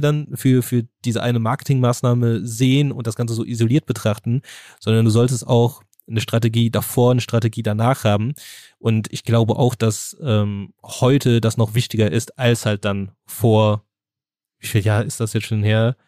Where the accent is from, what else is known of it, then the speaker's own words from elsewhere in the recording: Germany; bei uns in Deutschland